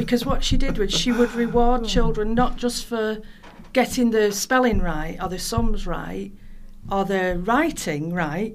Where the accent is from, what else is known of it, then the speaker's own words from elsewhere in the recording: Ashton-under-Lyne, North West England, United Kingdom; also born or lived in Mossley; I was born in Mossley, and then my parents moved to Ashton-under-Lyne when I was 6, 7.